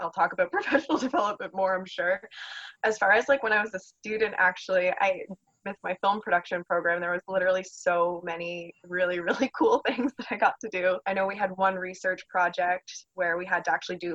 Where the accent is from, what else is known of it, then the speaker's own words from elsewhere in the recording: Niagara, Ontario, Canada; I'm local, so I'm from Niagara. I went to Sir Winston Churchill